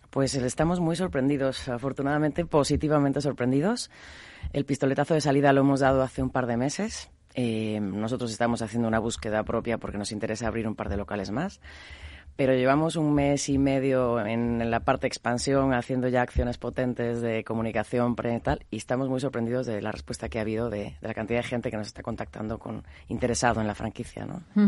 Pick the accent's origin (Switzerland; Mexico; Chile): Mexico; moved away; also born or lived in Galicia (family) / Buenos Aires; yo soy mexicana de nacimiento, de familia gallega, soy hija de la migración